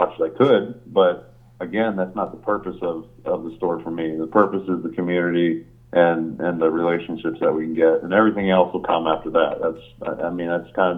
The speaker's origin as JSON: {"language": "English", "town": "Hellertown", "region": "Pennsylvania", "country": "United States", "also_born_or_lived": "Cedarville, Ohio", "moved": "as an adult", "said": "I came from Hellertown"}